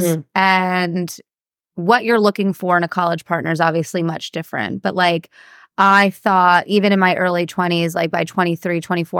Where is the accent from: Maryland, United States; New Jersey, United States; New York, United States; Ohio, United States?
New Jersey, United States; Well, that's also because we grew up in Jersey.